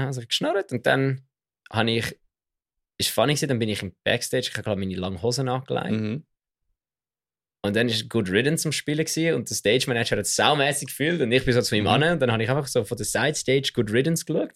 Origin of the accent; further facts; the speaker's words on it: Switzerland; als Schweizer